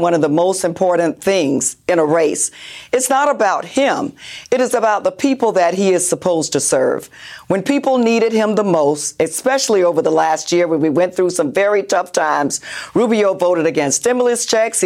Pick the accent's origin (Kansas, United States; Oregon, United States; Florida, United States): Florida, United States; Florida is my home state. It is where I was born and raised